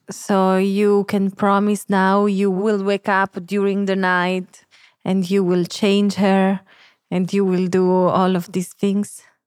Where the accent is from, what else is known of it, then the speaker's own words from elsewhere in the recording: Sicily, Italy; English is a second language; I'm from Sicily.